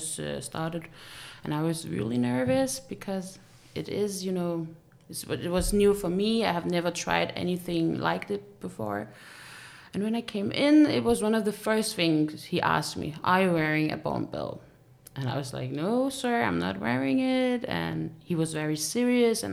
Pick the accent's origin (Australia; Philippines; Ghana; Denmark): Denmark; I was born and raised here in Denmark, but my parents are originally from Syria